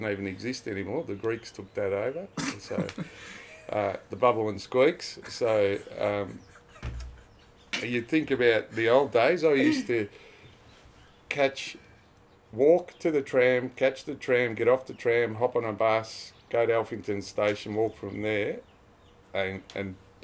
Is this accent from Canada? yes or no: no; Melbourne, Victoria, Australia; also born or lived in Echuca, Victoria; I was born in Echuca and shifted to Melbourne